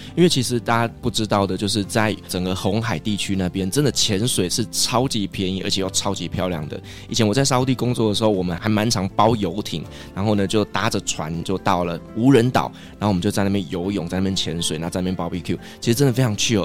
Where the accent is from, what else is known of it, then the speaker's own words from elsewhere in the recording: Taiwan; 我们台湾人